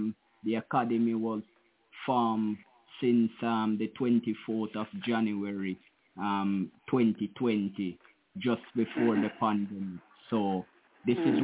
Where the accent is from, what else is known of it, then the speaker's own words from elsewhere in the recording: Jamaica; I'm from Jamaica, just an hour away from the Norman Mandley International Airport in Kingston